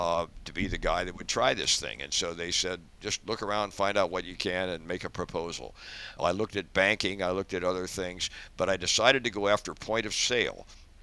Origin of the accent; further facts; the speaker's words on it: Dayton, Ohio, United States; moved away as an adult; also born or lived in San Jose, California / North Carolina; I'm 86 years old, so I'm at the end of that career. I grew up in Dayton, Ohio. Went to school there, had a modest upbringing